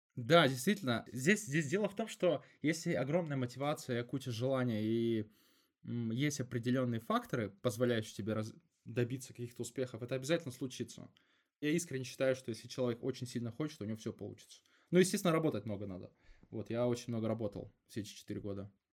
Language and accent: Russian; Angarsk, Irkutsk Oblast, Russia; moved away; also born or lived in Moscow; я сам из Ангарска